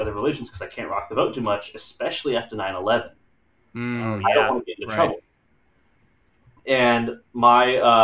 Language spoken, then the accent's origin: English; Texas, United States; I grew up in Texas where I was a minority